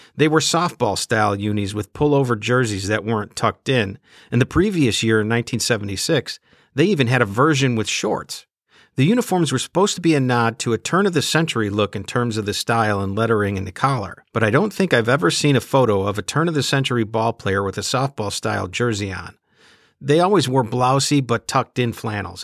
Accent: Chicago, Illinois, United States; my hometown White Sox

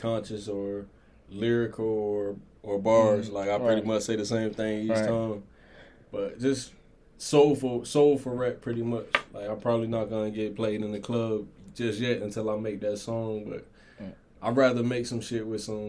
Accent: Sumter, South Carolina, United States; now in North Carolina, United States; I'm from Sumter, South Carolina, 803. Been in North Carolina for a minute

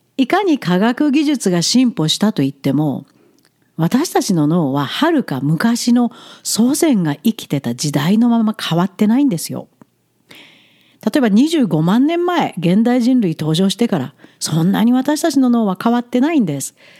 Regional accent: Ehime, Japan; moved away as an adult; also born or lived in Tokyo, Japan; now in Alberta, Canada; カナダに移住する前ふるさとの愛媛にあった家を売って

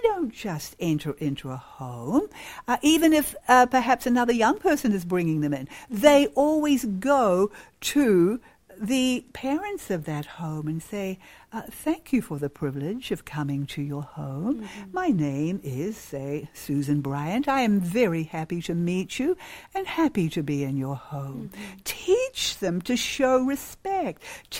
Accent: Rwanda; Where I was raised in Rwanda, East Africa, this was not common.

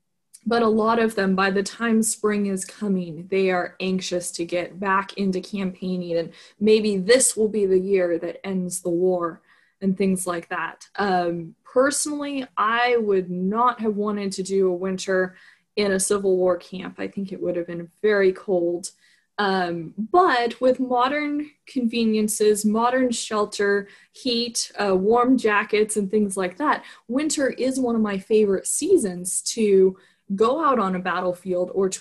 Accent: Southern California, United States; now in Fredericksburg, United States; I grew up in Southern California where it doesn't really snow

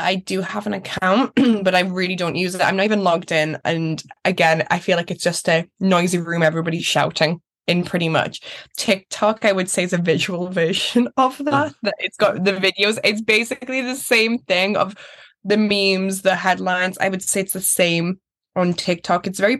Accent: Newcastle, North East England, United Kingdom; I just want to hop on that plane, go away, come back, because again, I'm a Geordie girl. I love Newcastle so much.

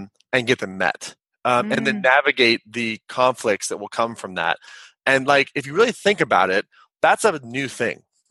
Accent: Kansas, United States; I'm a 6'5" white guy. I'm from Kansas. I grew up in the upper middle class

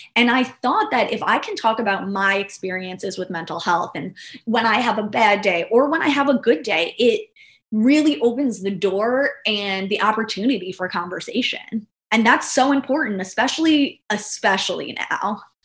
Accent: New York, United States; now in Florida, United States; I'm originally from New York

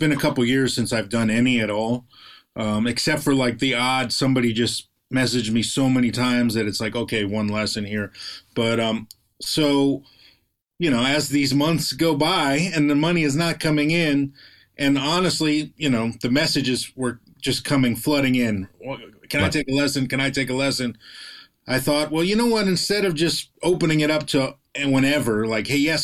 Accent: Fort Lauderdale, Florida, United States; also born or lived in Connecticut; now in Los Angeles, United States; we grew up in Fort Lauderdale, so South Florida.

